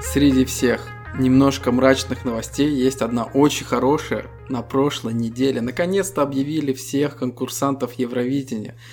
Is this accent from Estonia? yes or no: yes; Estonia; Мы ребята из Эстонии